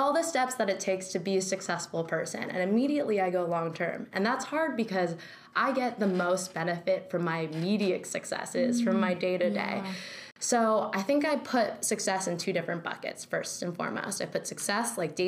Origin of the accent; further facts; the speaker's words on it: Northern California, United States; moved away as an adult; now in New York, United States; born and raised in California. Totally. I'm from Northern California